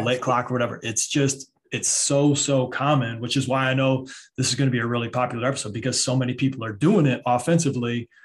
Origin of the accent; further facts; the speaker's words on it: Michigan, United States; I'm from Michigan